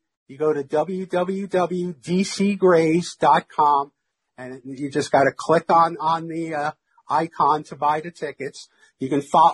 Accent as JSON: {"language": "English", "town": "New York City", "region": "New York", "country": "United States", "tie": "born or raised there", "moved": "yes", "said": "I grew up about 5 blocks from where Ebbets Field used to be"}